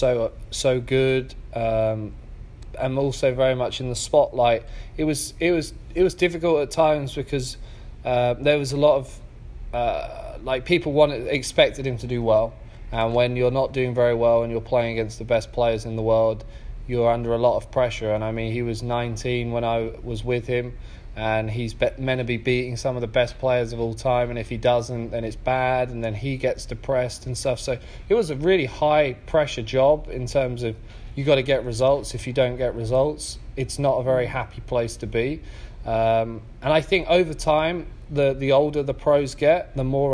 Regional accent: England, United Kingdom; also born or lived in San Diego, United States; now in Toledo, United States; I'm from England.

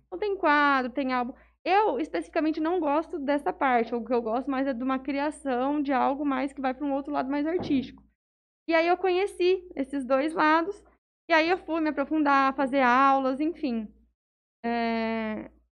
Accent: Jales, São Paulo, Brazil; Eu nasci em São Paulo, mas eu sou praticamente jalesense. Eu vim pra cá com um ano e pouquinho

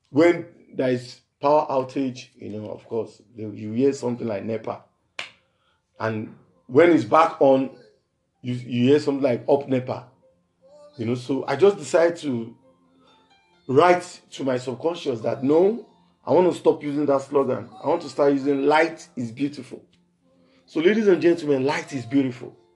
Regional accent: Nigeria; from Nigeria, and it's still Jesus for the street.

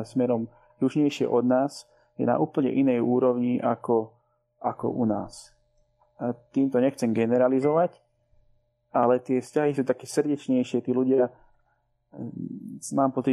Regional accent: Slovakia; moved away; also born or lived in Cyprus; som rád, že som sa narodil na Slovensku

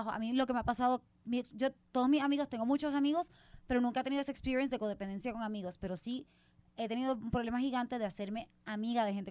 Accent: Puerto Rico; moved away as an adult; yo también me fui a los 18 de Puerto Rico, entonces mis amigos de Puerto Rico son mi gente

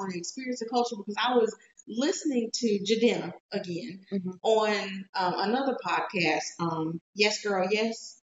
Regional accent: United States; I'm American.

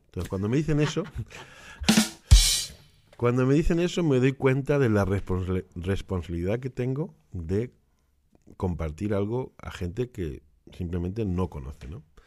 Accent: Granada, Andalusia, Spain; also born or lived in Barcelona; now in Utrecht, Netherlands; nací en Barcelona, pero me crié en Granada.

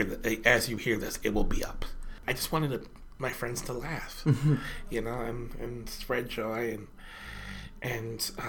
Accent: Tacoma, Washington, United States; growing up in Tacoma

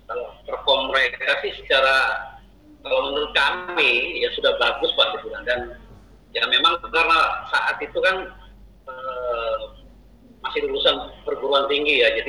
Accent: Manado, North Sulawesi, Indonesia; Uh, saya ini orang Manado pak, orang Sulawesi ya.

